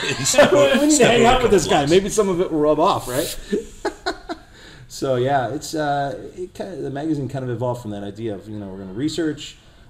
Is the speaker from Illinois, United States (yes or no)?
yes; Illinois, United States; I grew up in Illinois.